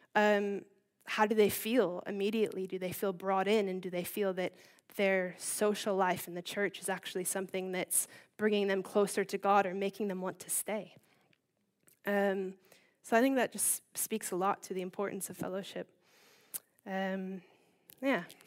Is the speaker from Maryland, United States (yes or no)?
yes; Baltimore, Maryland, United States; moved away as an adult; also born or lived in California; now in Bishop's Stortford, United Kingdom; I'm from Baltimore, uh, Maryland, which is on the East Coast. Um, I grew up there with my older brother